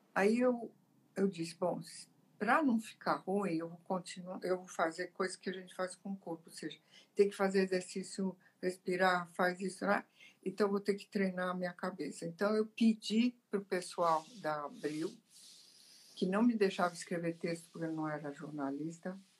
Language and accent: Portuguese; Italy; now in Brazil; eu sou italiana, né? eu nasci lá.